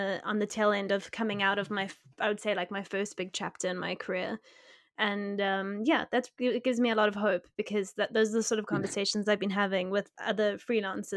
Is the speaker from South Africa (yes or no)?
yes; South Africa; I'm South African